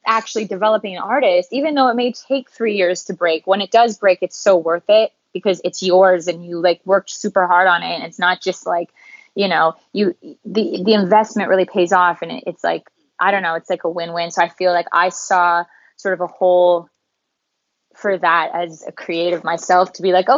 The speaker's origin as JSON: {"language": "English", "town": "Calgary", "region": "Alberta", "country": "Canada", "moved": "as an adult", "said": "I'm from Calgary, Canada"}